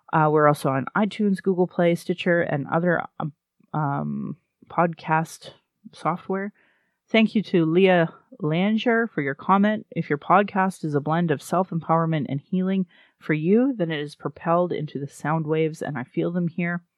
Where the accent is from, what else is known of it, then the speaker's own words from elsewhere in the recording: Sylvan Lake, Alberta, Canada; now in Calgary, Canada; I grew up in Sylvan Lake